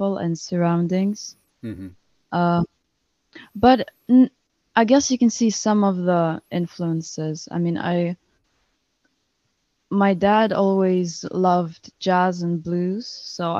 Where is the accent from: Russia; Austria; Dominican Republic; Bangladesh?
Russia; now in Spain; I'm originally from Russia, but I'm currently living in Spain